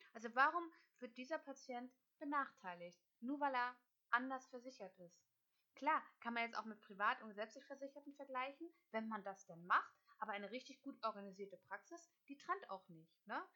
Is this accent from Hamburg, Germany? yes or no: yes; Hamburg, Germany; also born or lived in Kiel; Ich bin Hamburgerin, gebürtige